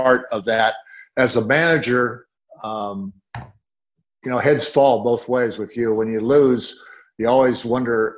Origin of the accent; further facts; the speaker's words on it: Cedar Rapids, Iowa, United States; moved away; I was originally from Cedar Rapids, Iowa